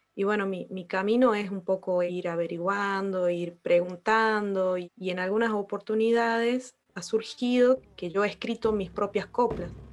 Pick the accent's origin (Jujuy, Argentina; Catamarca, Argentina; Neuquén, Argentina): Catamarca, Argentina; Colpes; Nací ahí, en ese pueblo que tiene eh, alrededor de 800 habitantes.